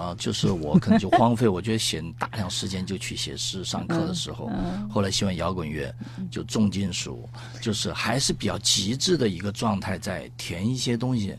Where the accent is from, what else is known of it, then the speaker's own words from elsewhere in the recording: Chongqing, China; accent: Chongqing dialect / Sichuanese; first language Sichuanese (Chongqing dialect); 这个我都是用重庆话